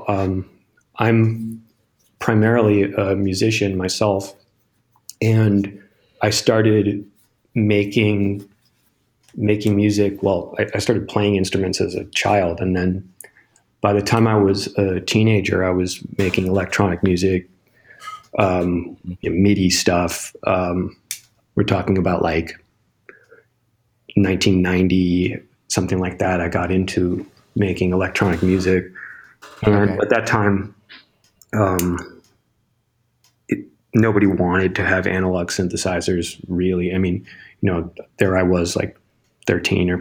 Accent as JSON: {"language": "English", "town": "Milwaukee", "region": "Wisconsin", "country": "United States", "tie": "born or raised there", "said": "I grew up in Milwaukee, Wisconsin."}